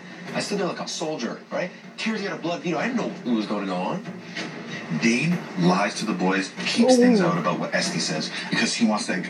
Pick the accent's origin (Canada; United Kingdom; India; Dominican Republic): Canada; Toronto, Ontario; I'm from Toronto.